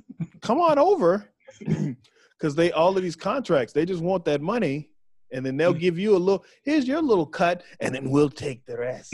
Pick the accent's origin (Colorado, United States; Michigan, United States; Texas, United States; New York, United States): Texas, United States; Waco; moved away; I'm from Waco. So I'm from right there